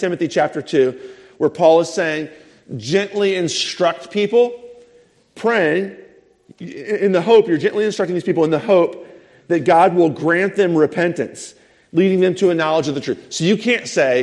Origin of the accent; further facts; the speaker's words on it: United States; as an American